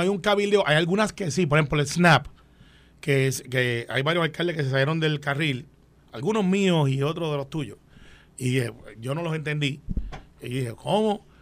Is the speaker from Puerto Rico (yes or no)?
yes; Puerto Rico; los puertorriqueños que vivimos aquí